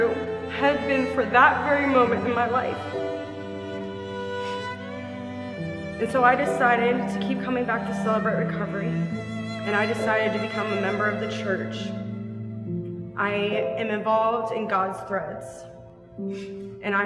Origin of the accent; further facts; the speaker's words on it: West Chester, Ohio, United States; I am from Westchester, Ohio. I went to Lakota West High School and I graduated 2005